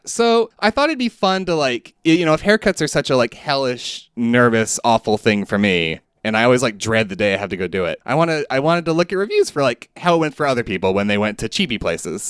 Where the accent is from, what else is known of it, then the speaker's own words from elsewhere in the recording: Southeast, United States; growing up in the Southeast